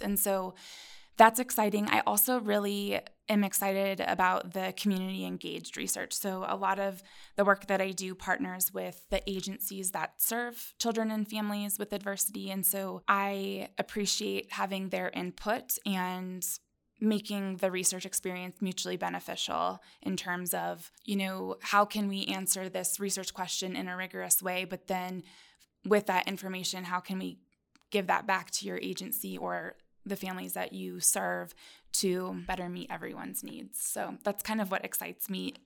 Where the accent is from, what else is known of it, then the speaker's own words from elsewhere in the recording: Tri-Cities, Washington, United States; moved away as an adult; also born or lived in Albany, New York; I'm from the Pacific Northwest in an area called the Tri-Cities in Washington State